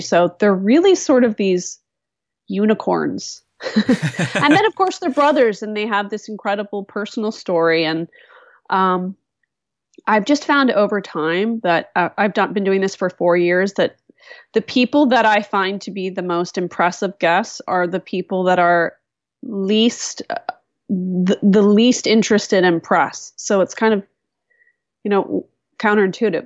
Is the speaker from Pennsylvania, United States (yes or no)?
yes; West Chester, Pennsylvania, United States; moved away; also born or lived in Phoenixville, Pennsylvania; raised in a town called Westchester, Pennsylvania, which is a suburb of Philadelphia